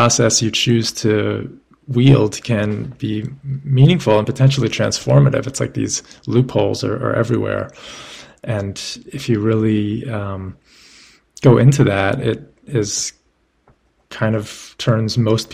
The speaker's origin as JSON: {"language": "English", "town": "New York City", "region": "New York", "country": "United States", "tie": "born or raised there", "said": "We were growing up in New York City"}